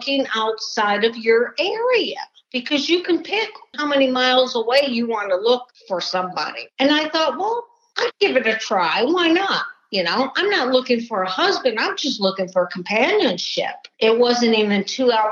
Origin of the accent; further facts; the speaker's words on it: Detroit, Michigan, United States; I grew up outside of Detroit, Michigan.